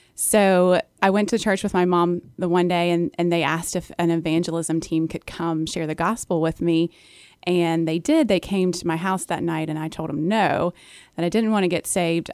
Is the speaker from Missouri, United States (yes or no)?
no; Charlottesville, Virginia, United States; born or raised there